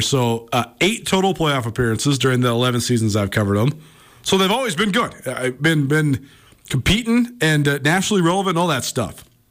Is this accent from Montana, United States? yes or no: yes; Missoula, Montana, United States; moved away as an adult; also born or lived in Bozeman; helped lead me back here to Missoula to my hometown